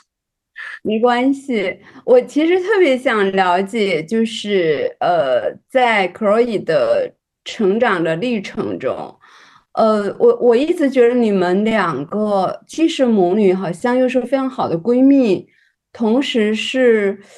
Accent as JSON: {"language": "Chinese", "country": "China", "tie": "born or raised there", "said": "我作为一个，呃，土生土长的中国女性"}